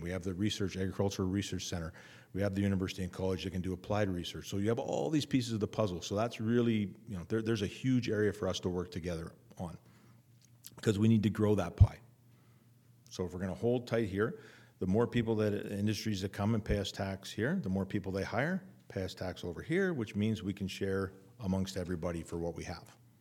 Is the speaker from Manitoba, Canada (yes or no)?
yes; Winnipeg, Manitoba, Canada; moved away as an adult; I come from Winnipeg, I literally lived downtown.